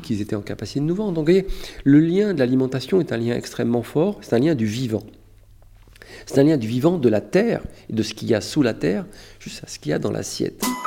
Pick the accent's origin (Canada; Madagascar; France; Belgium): France; Je suis un Français